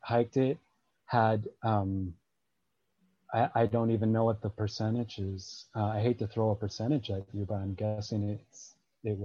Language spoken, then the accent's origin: English; Appalachian Trail, East Coast, United States; now in Pacific Crest Trail, US West Coast; I grew up on the Appalachian Trail. I currently live on the Pacific Crest Trail